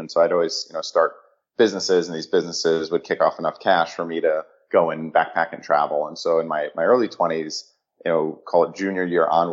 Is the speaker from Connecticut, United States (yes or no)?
yes; Connecticut, United States; also born or lived in New York City; So I ended up growing up in Connecticut, about an hour outside of the city